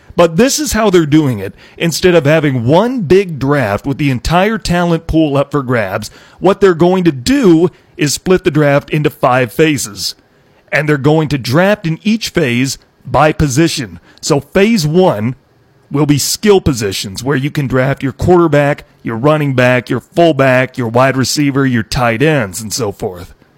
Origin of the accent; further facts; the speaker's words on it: Iowa, United States; I'm from Iowa